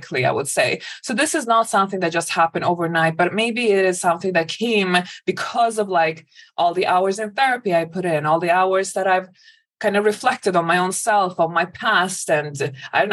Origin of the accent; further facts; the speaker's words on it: a suburb outside of Stockholm, Stockholm County, Sweden; moved away; So I grew up in Sweden. I grew up in a suburb outside of Stockholm